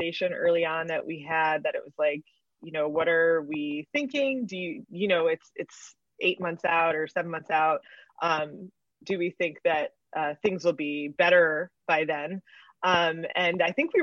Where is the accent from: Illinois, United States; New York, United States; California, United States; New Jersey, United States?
Illinois, United States; Chicago; I'm from Chicago